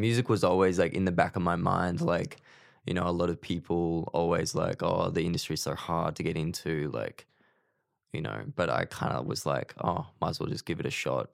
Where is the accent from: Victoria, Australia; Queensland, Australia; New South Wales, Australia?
Queensland, Australia; moved away as an adult; now in Melbourne, Australia; I'm originally from Queensland.